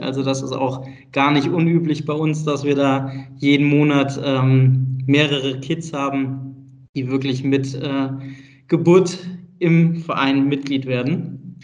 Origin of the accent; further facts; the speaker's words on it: Bonn, North Rhine-Westphalia, Germany; Ich bin gebürtiger Bonner, also aus NRW